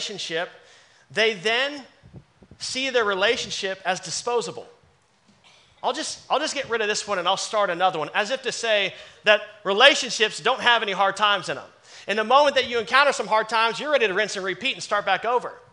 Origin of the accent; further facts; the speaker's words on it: Dallas, Texas, United States; moved away as an adult; I'm born and raised in Dallas